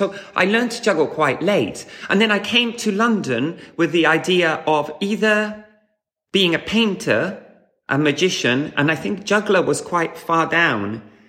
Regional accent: Havana, Cuba; So, I grew up in Havana, Cuba, and my parents were socialists who were looking for an alternative to some frustrations they had with their life in Europe.

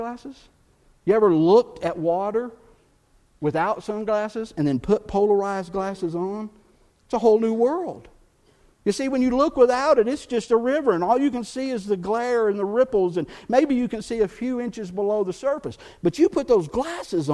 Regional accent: Texas, United States; moved away; also born or lived in Chattanooga, Tennessee; I grew up in Texas fishing, bass fishing. But that's where I grew up

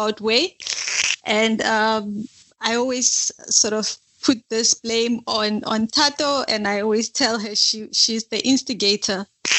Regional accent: Seshego, Limpopo, South Africa; moved away as an adult; now in Stellenbosch, South Africa; I come from Limpopo province. I grew up in a small, well, maybe I shouldn't say small, but in a township just outside Polokwane called Seshego.

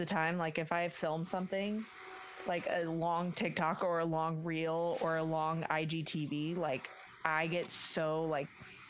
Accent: Orange County, California, United States; I was born and raised in Orange County. I'm like a California girl through and through.

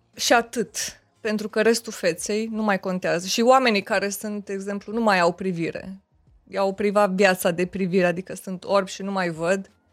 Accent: Romania; sunt româncă

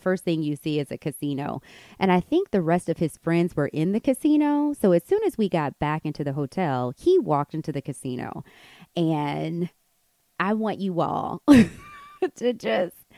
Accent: United States; moved away as an adult; now in Morocco; we're from America. We're teachers here

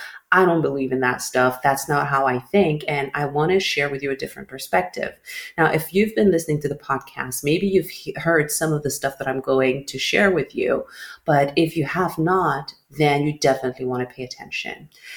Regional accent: Saudi Arabia; born there; I grew up living on three different calendars and I still do. So I was born in Saudi Arabia, right?

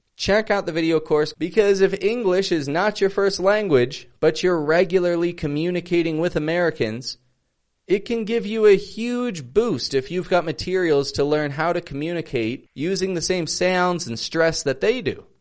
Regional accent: Toronto, Ontario, Canada; I'm from Toronto

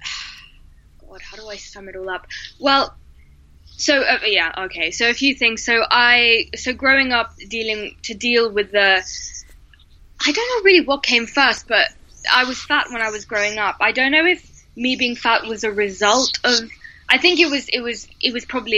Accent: United Kingdom; I'm from Greece originally, but I was born and raised here.

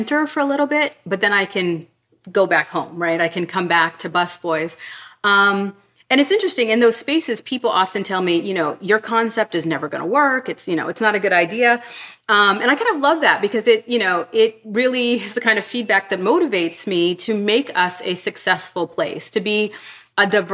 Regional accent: Pittsburgh, Pennsylvania, United States; moved away; I grew up in Pittsburgh in a very sort of Black and white space. And when I left Pittsburgh

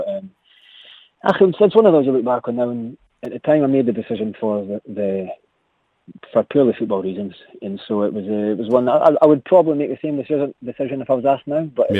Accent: Aberdeen, Scotland, United Kingdom; I was born in Aberdeen, so I used to go to Pittodrie as a young kid watching all the games.

